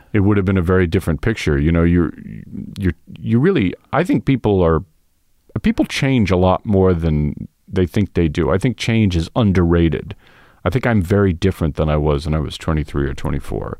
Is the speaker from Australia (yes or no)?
no; New York City, New York, United States; I was coming from Queens, where I, where I grew up